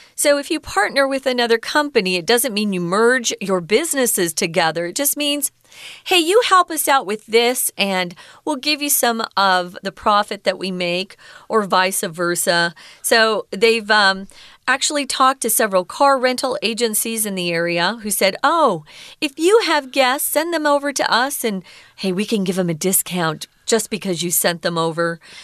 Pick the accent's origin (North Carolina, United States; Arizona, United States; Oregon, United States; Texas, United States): Arizona, United States; Mesa; I'm connected to Phoenix, Arizona. I'm from Mesa